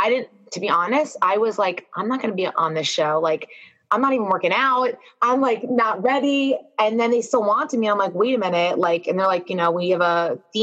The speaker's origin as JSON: {"language": "English", "area": "Long Island", "region": "New York", "country": "United States", "tie": "born or raised there", "said": "I grew up in Long Island"}